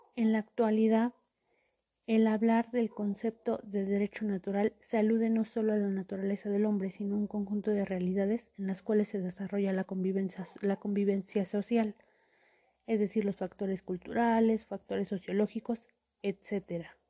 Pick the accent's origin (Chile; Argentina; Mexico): Mexico; como mexicanos tenemos